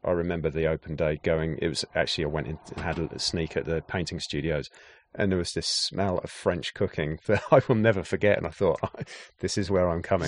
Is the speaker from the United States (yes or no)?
no; Gloucestershire, South West England, United Kingdom; moved away as an adult; also born or lived in London; growing up in Gloucestershire in the West Country of England